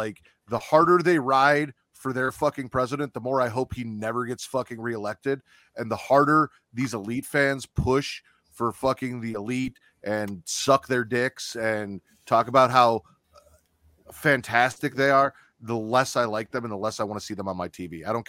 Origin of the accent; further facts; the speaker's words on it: Chicago, Illinois, United States; I'm from Chicago.